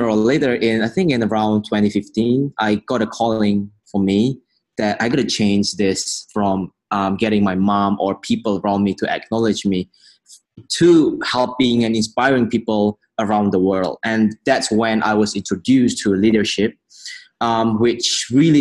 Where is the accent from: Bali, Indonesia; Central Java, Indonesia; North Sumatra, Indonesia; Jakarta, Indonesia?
North Sumatra, Indonesia; Medan; I was born in Medan in Indonesia